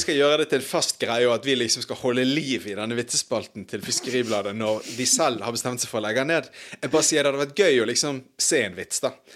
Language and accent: Norwegian; Bergen, Vestland, Norway; barndommen på Brann stadion